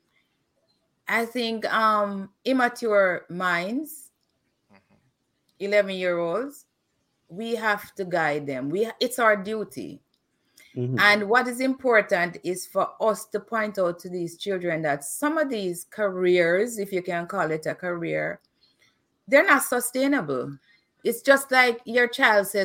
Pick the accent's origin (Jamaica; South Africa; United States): Jamaica; Kingston; when I was growing up in Waterhouse.